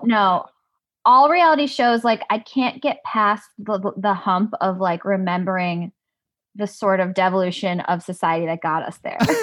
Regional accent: Highland Park, Illinois, United States; I am from Highland Park, Illinois, which is, yeah, like thirty minutes north of Chicago

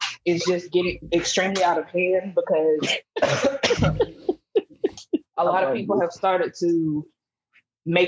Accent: Mississippi, United States; I'm from Mississippi.

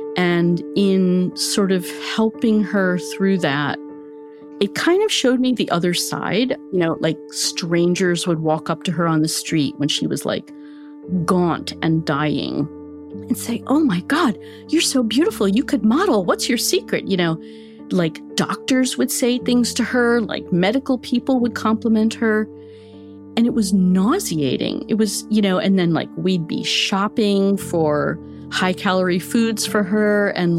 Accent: United States; First of all, being an American woman, I think, and I grew up in the 60s, thinness was great.

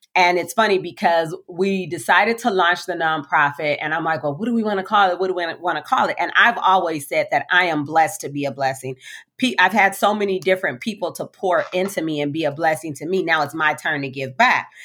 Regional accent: Compton, California, United States; I'm a African-American little girl, born and raised in Compton

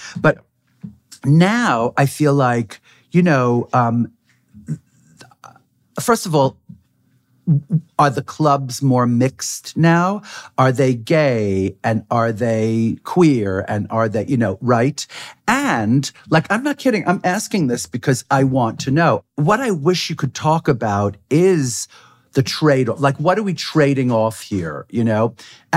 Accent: New York, United States; I'm from New York

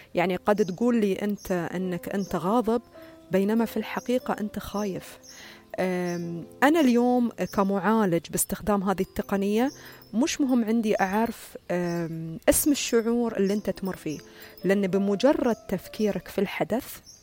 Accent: United Arab Emirates; عندنا في الإمارات

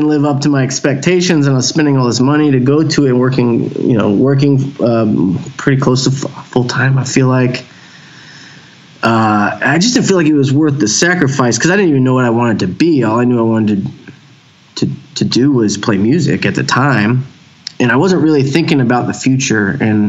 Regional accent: Houston, Texas, United States; Yeah, born in Houston, raised in Houston. I've lived a few other places now, but most of my life was in Houston.

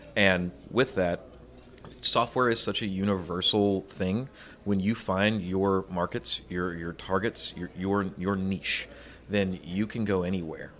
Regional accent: Louisiana, United States; my home state of Louisiana

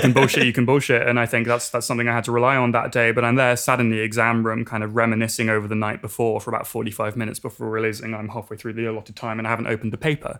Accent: England, United Kingdom; moved away as an adult; now in Berkeley, United States; I grew up in England, as I'm, I'm sure you can tell

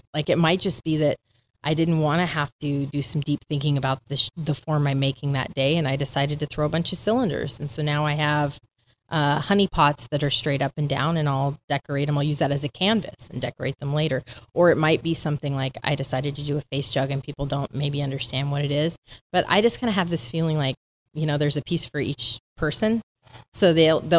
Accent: the Northwest, Pacific Northwest, United States; I'm from the Northwest

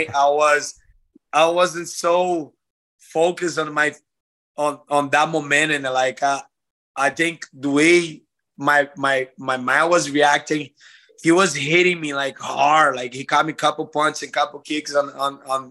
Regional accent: Brazil; from my hometown, from home country

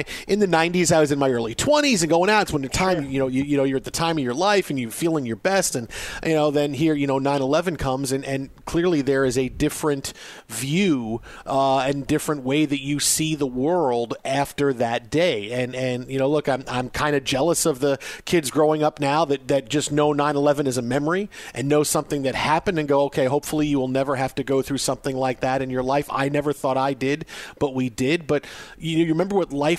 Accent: New York City, New York, United States; I grew up on Staten Island

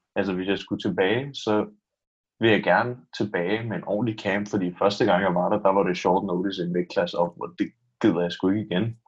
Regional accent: Denmark

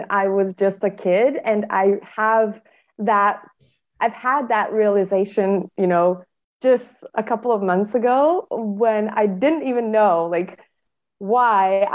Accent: Bosnia & Herzegovina; in my country, I come from Bosnia and Herzegovina, which is a small country in Europe

